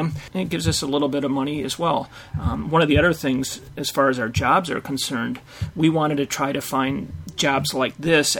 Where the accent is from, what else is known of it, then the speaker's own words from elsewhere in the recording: Wisconsin, United States; we're from the Wisconsin area